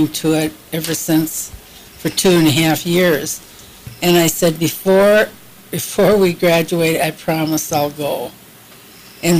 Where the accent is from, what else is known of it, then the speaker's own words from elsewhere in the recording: Sioux Falls, South Dakota, United States; also born or lived in Mitchell, South Dakota / Stillwater, Minnesota; I grew up in North End